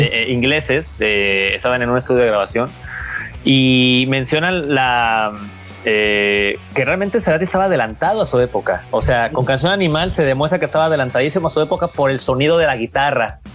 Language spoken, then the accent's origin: Spanish; Mexico; siendo mexicano